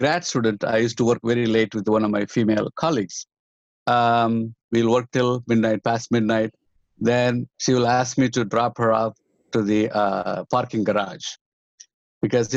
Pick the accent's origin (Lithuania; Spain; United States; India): India; the South, South India; moved away; I'm come from South. I'm come from one of the backward communities